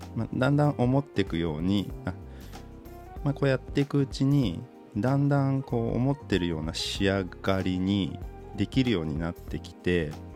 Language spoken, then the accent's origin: Japanese; Aichi, Japan; moved away as an adult; also born or lived in Ishikawa Prefecture; 僕愛知県出身